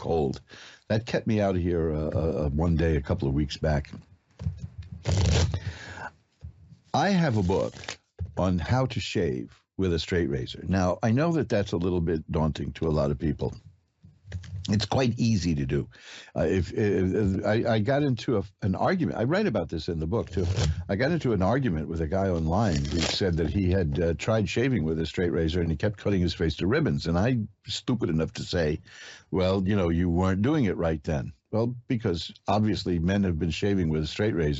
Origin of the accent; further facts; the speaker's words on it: New York City, New York, United States; And I'm a native